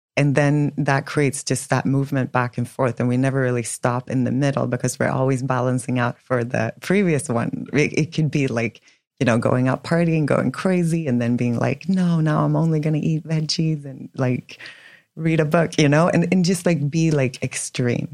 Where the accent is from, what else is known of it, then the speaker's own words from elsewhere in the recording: Sweden; moved away as an adult; also born or lived in New York; now in Miami, United States; born and raised in Sweden. So I was in Sweden until I was 25